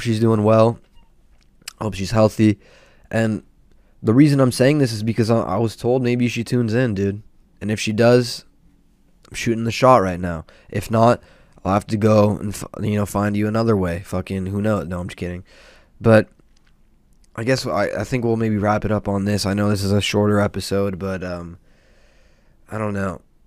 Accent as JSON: {"language": "English", "region": "Southern California", "country": "United States", "tie": "born or raised there", "said": "I'm from SoCal and, uh, born and raised over here"}